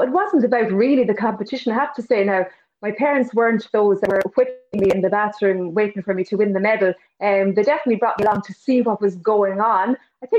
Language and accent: English; Connacht, Ireland; Sure, I can, Mary. Yeah, my earliest memories probably are of, I would say, the butcher's sessions, which were in Drumsna, which in the times when children were allowed to be in the pubs after hours, I would have heard lots of music